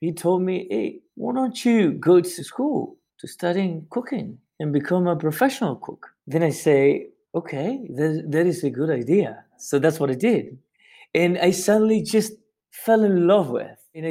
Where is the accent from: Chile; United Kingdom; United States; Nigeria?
Chile; Santiago, Santiago Metropolitan Region; I grew up in Santiago, you know, which is the capital in Chile